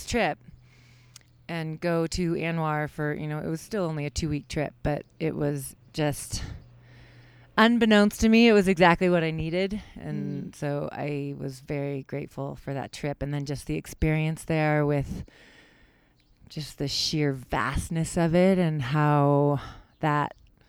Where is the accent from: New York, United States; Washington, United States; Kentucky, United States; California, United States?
Washington, United States; Seattle; moved away as an adult; I grew up in Seattle, Washington